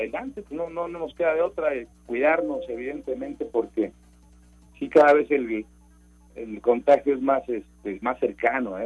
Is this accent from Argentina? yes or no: no; Mexico; soy mexicano